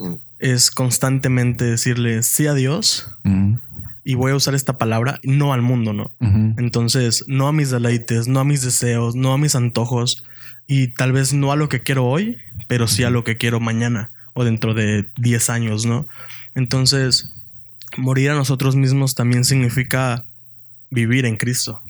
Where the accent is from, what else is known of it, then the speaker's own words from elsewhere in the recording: Veracruz, Mexico; also born or lived in Puebla; poblano de nacimiento y veracruzano por adopción